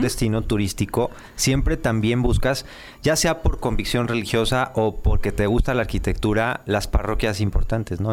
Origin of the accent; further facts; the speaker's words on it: Mexico; tú y yo somos malos mexicanos